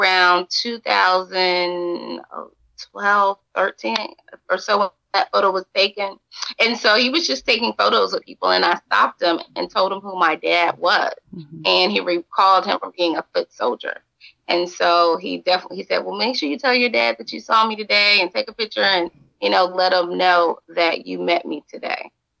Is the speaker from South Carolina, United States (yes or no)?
no; Atlanta, Georgia, United States; also born or lived in Albany, Georgia / Savannah, Georgia; So DeKalb County truly to me is where I grew up